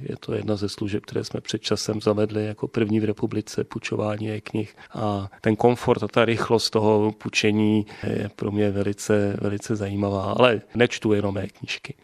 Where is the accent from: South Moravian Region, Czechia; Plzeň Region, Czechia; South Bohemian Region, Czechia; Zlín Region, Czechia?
South Bohemian Region, Czechia; České Budějovice; Čech od narození Budovičák